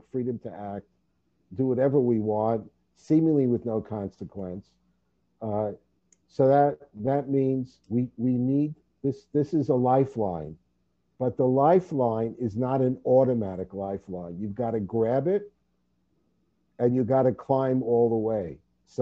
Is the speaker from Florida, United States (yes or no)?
no; New York City, New York, United States; moved away as an adult; also born or lived in Vancouver, Canada; now in Los Angeles, United States; being born and bred in New York City